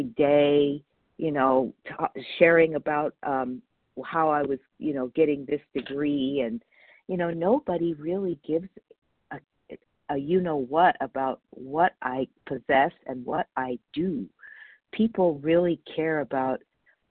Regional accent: Los Angeles, California, United States; I was brought up in Northridge, California, Porter Ranch

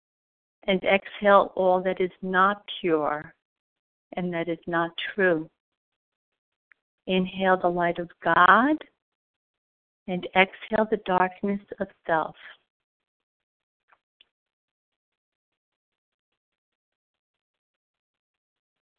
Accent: New York, United States; I am from New York

